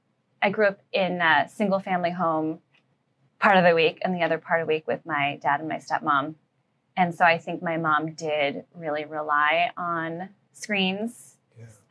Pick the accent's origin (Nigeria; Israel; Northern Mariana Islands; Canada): Israel; Tel Aviv, Tel Aviv District; I was growing up in Tel Aviv